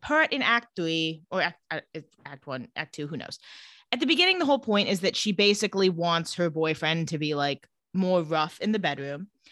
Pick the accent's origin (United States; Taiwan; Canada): United States; Coachella Valley, California; I am from the Coachella Valley